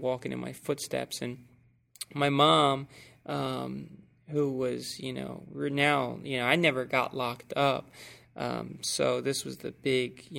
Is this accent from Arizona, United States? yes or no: no; right outside of Atlantic City, New Jersey, United States; I'm from New Jersey, right outside of Atlantic City